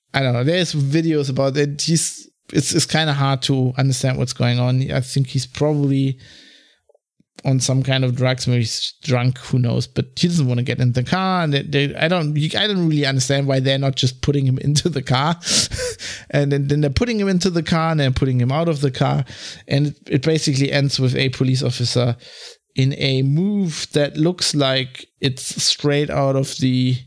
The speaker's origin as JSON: {"language": "English", "country": "Germany", "also_born_or_lived": "London", "accent": "German", "second_language": "English", "said": "I was German, you know, because of my accent"}